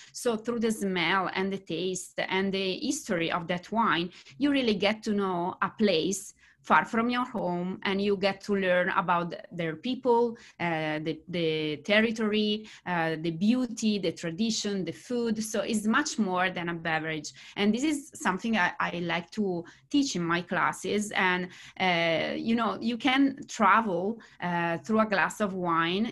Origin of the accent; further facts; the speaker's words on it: Bergamo, Lombardy, Italy; English is a second language; moved away as an adult; now in California, United States; in Bergamo, my hometown